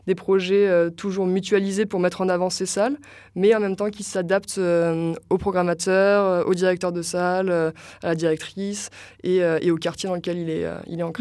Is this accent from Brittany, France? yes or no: no; La Rochelle, Nouvelle-Aquitaine, France; moved away; also born or lived in Paris; je viens de La Rochelle